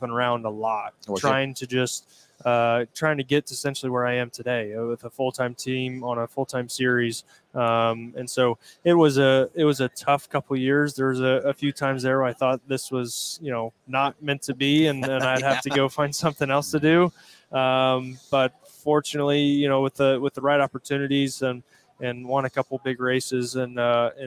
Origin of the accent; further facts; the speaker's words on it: Indiana, United States; my home state, Indiana